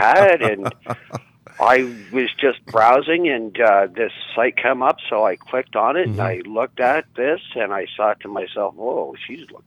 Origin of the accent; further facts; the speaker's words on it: Mississauga, Ontario, Canada; moved away as an adult; now in Peterborough, Canada; here in Peterborough, where I currently reside, like I grew up out in Mississauga